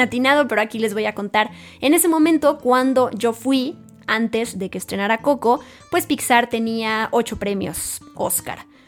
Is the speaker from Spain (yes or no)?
no; Mexico; yo siendo mexicana